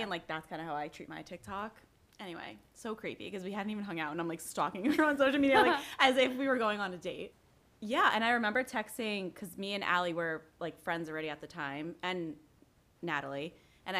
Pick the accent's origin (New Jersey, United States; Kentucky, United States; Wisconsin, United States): New Jersey, United States; I'm from North Jersey